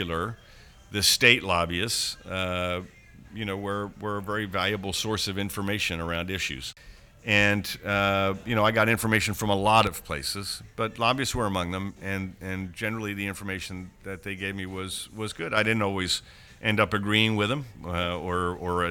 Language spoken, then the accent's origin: English; Northeast, United States; moved away; also born or lived in Bradenton, Florida; I'm ethnic Catholic from the Northeast